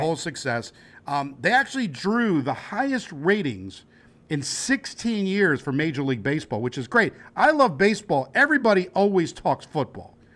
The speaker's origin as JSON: {"language": "English", "region": "New Jersey", "country": "United States", "said": "we're from Jersey"}